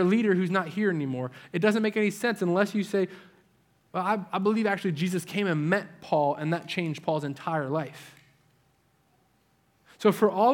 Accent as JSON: {"language": "English", "region": "New England", "country": "United States", "tie": "born or raised there", "moved": "yes", "said": "my part of the country where I grew up in New England"}